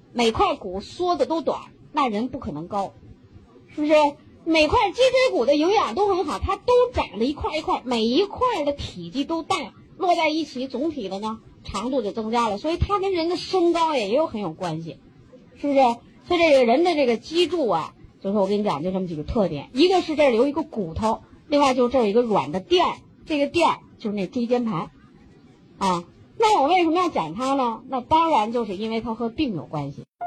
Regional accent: China; 我们中国人

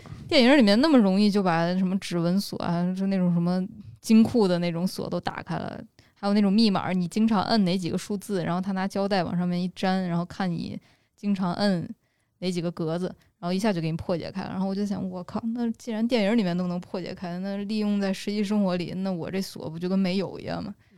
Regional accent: Northwest China, China; 我们西北那边儿

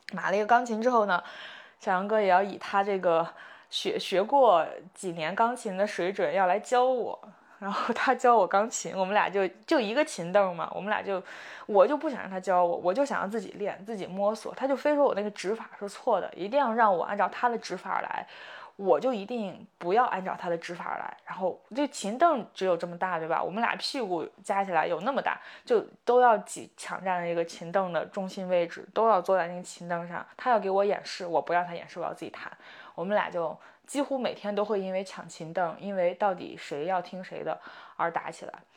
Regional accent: Shandong, China; now in Beijing, China; 但其实在山东的话，我们说年过完，就最终这个年过完是要到二月二龙抬头嘛

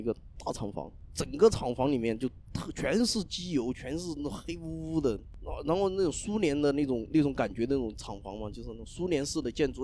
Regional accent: Zunyi, Guizhou, China; also born or lived in Zhujiajiao, Shanghai; now in Shanghai, China; 我们老家是一个地方的

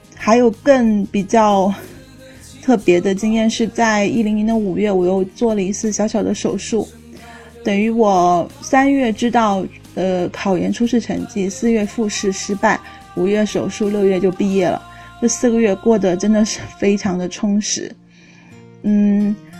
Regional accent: southern China, China; moved away; 作为一个南方人

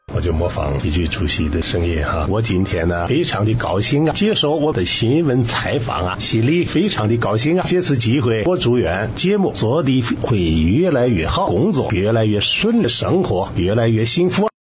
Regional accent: Shandong, China; moved away as an adult; also born or lived in Beijing; 我是出生在山东

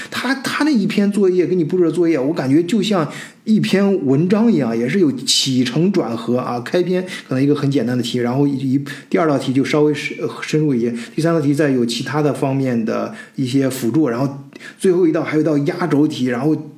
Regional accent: China; 我们中国人，包括我自己亲身经历的这些，在中国这个基础教育阶段

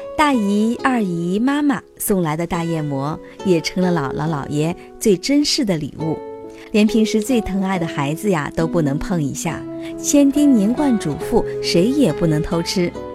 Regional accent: Fuyang, Anhui, China; 我的家乡阜阳

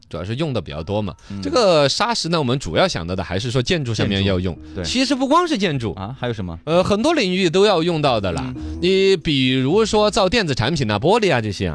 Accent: Weiyuan, Sichuan, China; moved away; 我们老家威远那边

